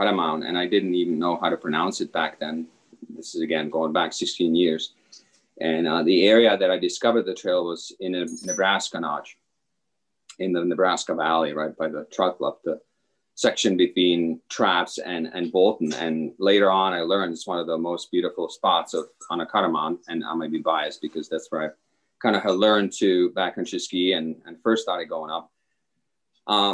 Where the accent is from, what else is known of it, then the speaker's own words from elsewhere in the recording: Czechia; English is a second language; moved away as an adult; also born or lived in Michigan, United States; now in Stowe, United States; I am actually originally from the Czech Republic. I've come to the United States in the early 90s, and tennis was really what brought me over.